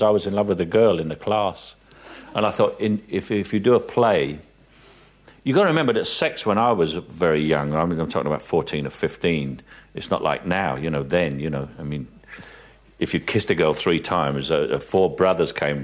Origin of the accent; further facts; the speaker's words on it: London, United Kingdom; accent: Cockney; I come from South London